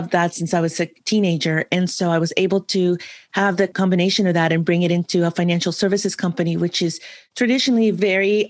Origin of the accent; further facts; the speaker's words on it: San Francisco, California, United States; also born or lived in another country (unnamed); I grew up in another country where my maternal grandparents raised me up until the age of 11. And then we moved back to San Francisco where I was born